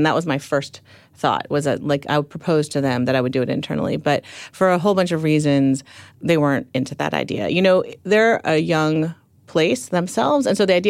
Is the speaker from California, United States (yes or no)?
yes; Palo Alto, California, United States; Yeah, I grew up in Palo Alto, and Steve Jobs was, you know, a neighbor